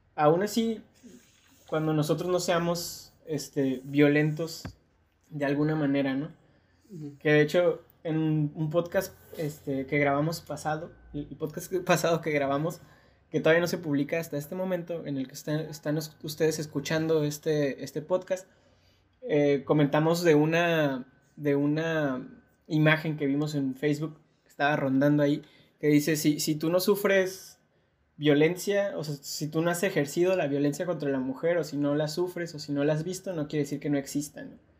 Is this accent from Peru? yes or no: no; Mexico; nuestro contexto como mexicanos, mexicanas